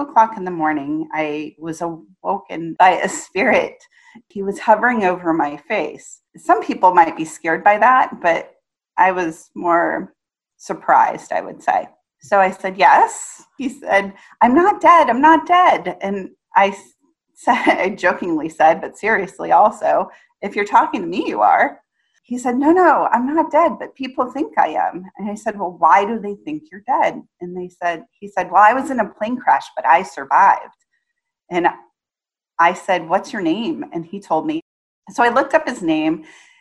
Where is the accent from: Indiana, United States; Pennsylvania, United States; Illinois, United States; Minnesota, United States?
Indiana, United States; I grew up in Indiana